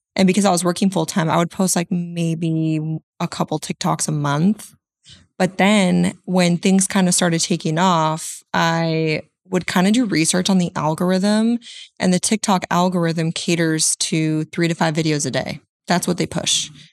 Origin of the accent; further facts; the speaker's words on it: Central Coast, California, United States; now in Arizona, United States; I'm based out of Arizona, but I'm originally from Central Coast, California.